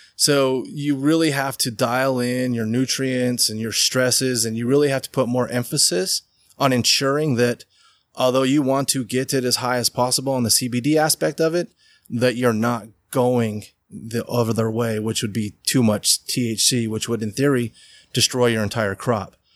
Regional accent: Riverton, Utah, United States; I grew up in Riverton. We had 165 acres

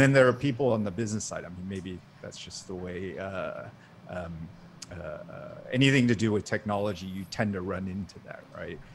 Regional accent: Singapore; now in Maryland, United States; I grew up in Singapore

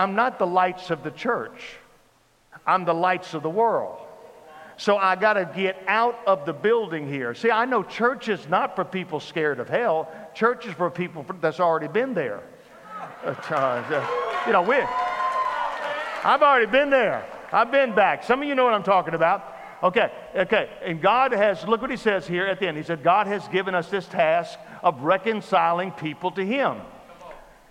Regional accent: Baton Rouge, Louisiana, United States; also born or lived in New Orleans; I grew up in South Louisiana. I was born in New Orleans. I was born in New Orleans.

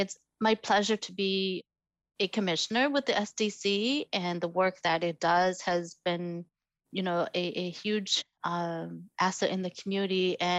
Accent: Northern Laos, Laos; born there; So for people like my family, you know, I was born in Northern Laos, like thousands of other Hmong people.

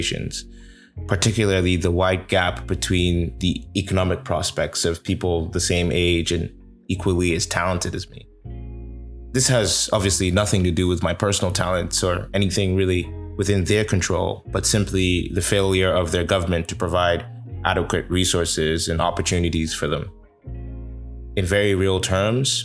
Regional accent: Port Harcourt, Rivers State, Nigeria; now in Toronto, Canada; my hometown of Port Harcourt City, but now you are getting it from Toronto, my adopted home

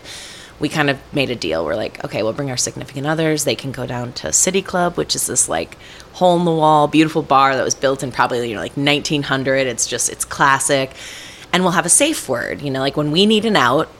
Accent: New Prague, Minnesota, United States; also born or lived in Twin Cities, Minnesota / New York; now in Crystal, United States; Born and raised in New Prague, so Nova Praha

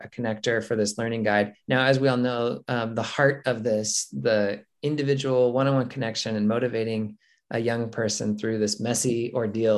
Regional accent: Mesa, Arizona, United States; moved back to my hometown of Mesa, Arizona

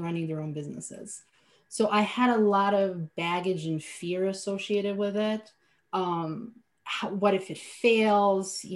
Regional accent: Slovenia; English is a second language; moved away as an adult; now in United States; I was born and raised in Europe, in Slovenia, a tiny country of 2 million people.

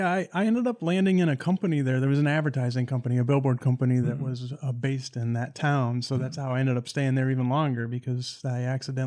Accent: Greenwich, Ohio, United States; I'm from a small town in Ohio named Greenwich. People used to say there's no stoplights and no restaurants or anything significant there. There's about 1,400 people.

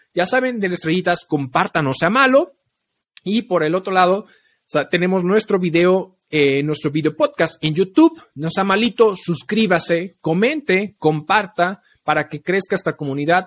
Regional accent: Mexico; como mexicanos

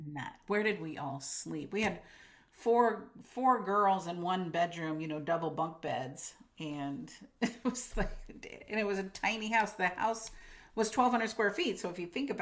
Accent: Imperial Beach, California, United States; moved away as an adult; also born or lived in Carlsbad, California; now in Oregon, United States; I grew up in Imperial Beach, which is right by the border

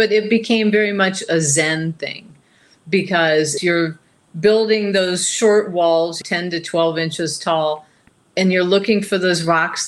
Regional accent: Ohio, United States; also born or lived in West Glacier, Montana; now in central Montana, United States; growing up in Ohio

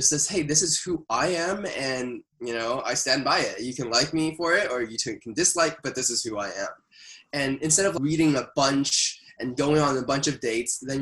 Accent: Canada; as a Canadian

